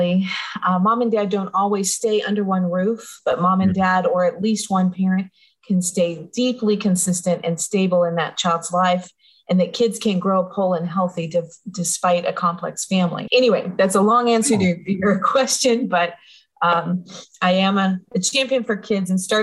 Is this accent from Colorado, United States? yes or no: yes; Denver, Colorado, United States; I grew up in Denver, Colorado